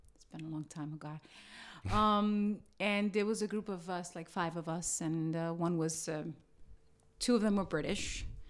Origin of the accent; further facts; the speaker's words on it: New York City, New York, United States; I was born in Brooklyn.